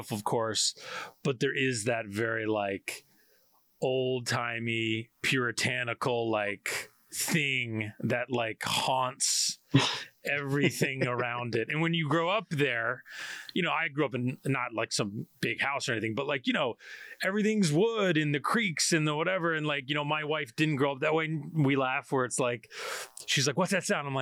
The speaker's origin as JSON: {"language": "English", "town": "Poughkeepsie", "region": "New York", "country": "United States", "said": "I'm from right outside of Poughkeepsie"}